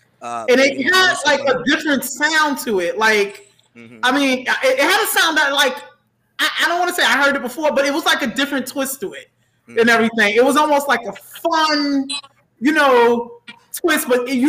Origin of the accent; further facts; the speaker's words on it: New York, United States; I'm born and raised in New York and I'm trying to get out, but go ahead.